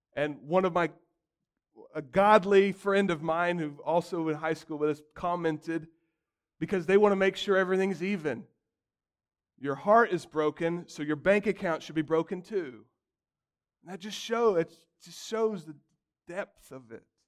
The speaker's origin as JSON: {"language": "English", "country": "United States", "said": "as American Christians"}